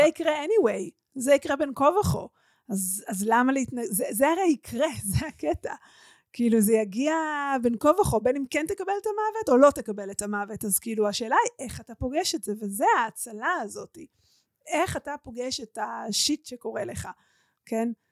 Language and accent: Hebrew; Omer, Southern District, Israel; עברו מירושלים לעומר ונפתחה שם הקהילה שלתוכה אני גדלתי